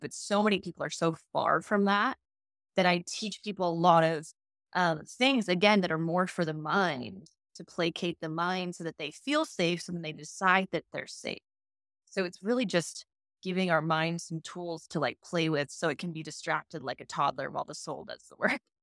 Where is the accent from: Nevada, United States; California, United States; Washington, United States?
Nevada, United States; Las Vegas; moved away; I'm from Las Vegas